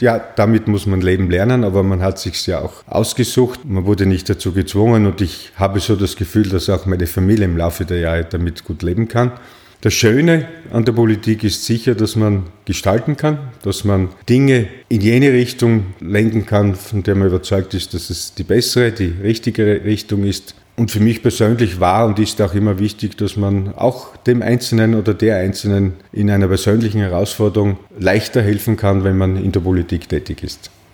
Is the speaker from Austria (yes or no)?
yes; Graz, Styria, Austria; also born or lived in Klagenfurt, Carinthia; sechs Wochen später war ich auch schon wieder in Graz und bin seither in Graz